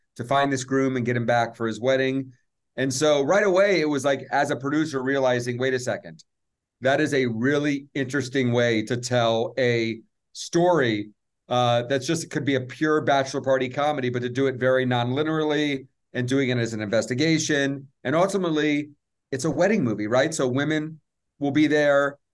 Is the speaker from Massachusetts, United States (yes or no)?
no; Atlanta, Georgia, United States; I grew up in Atlanta